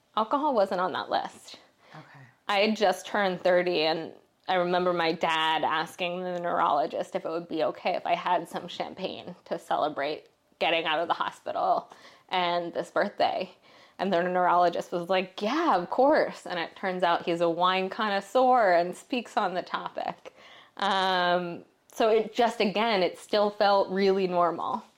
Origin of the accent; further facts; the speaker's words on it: Philadelphia, Pennsylvania, United States; I grew up in Philadelphia